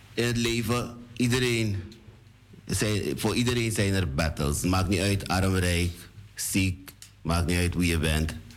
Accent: Suriname; Born in Suriname

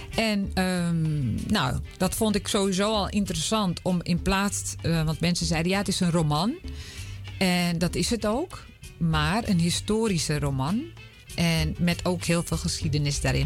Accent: Amsterdam, North Holland, Netherlands; ik ben in Amsterdam opgegroeid

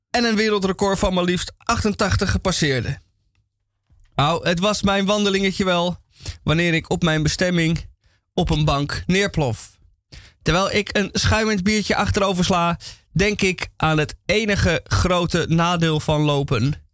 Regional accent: Amsterdam, North Holland, Netherlands; Als Amsterdammer ga je met de fiets. De tweewieler is je beste vriend

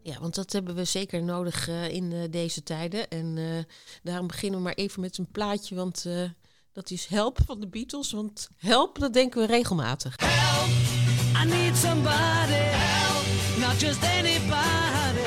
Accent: near Enschede, Overijssel, Netherlands; ik ben geboren in de buurt van Enschede

